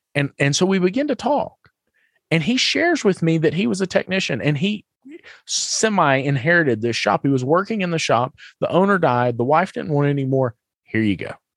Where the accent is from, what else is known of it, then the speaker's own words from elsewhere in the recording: the South, United States; I'm from the South.